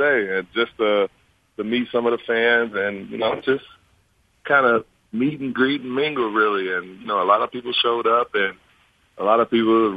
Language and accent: English; Michigan, United States; moved away; I'm from Michigan